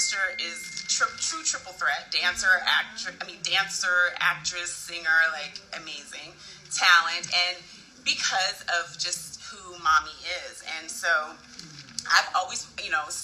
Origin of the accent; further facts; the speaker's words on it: Santa Barbara, California, United States; moved away; I grew up in Santa Barbara, California, and so I am here back in my old stomping ground